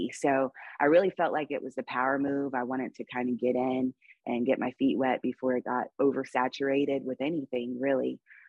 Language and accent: English; South Carolina, United States; also born or lived in Los Angeles / New York / Atlanta; now in Las Vegas, United States; No, I'm actually from South Carolina. I'm a bit of a gypsy, so I move all the time. I've lived in LA, I've lived in New York, I've lived in Atlanta. Now I'm in Las Vegas.